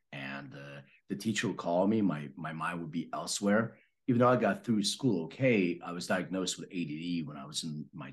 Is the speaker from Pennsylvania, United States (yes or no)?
yes; Philadelphia, Pennsylvania, United States; moved away; I'm from Philadelphia originally.